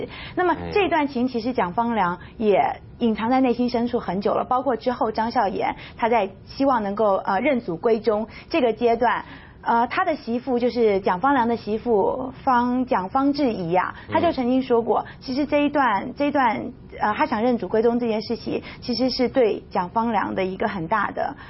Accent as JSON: {"language": "Chinese", "country": "Taiwan", "tie": "born or raised there", "said": "对于我们这种在台湾出生的，应该算是呃祖辈是外省人吧？大陆随着四九年，随着国民政府来到台湾的这批人"}